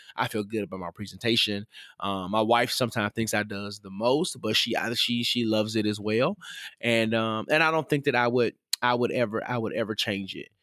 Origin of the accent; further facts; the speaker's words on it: the South, United States; I grew up in the South